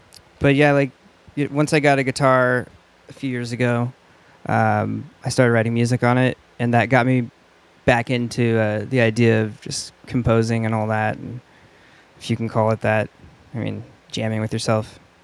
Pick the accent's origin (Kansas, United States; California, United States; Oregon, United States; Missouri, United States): Oregon, United States; West Linn; Yeah, I'm from West Lynn.